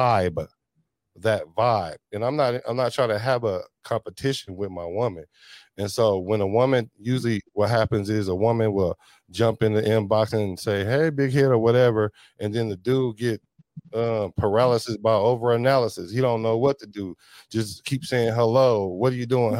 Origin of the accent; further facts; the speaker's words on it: the Bay Area, California, United States; I'm from the Bay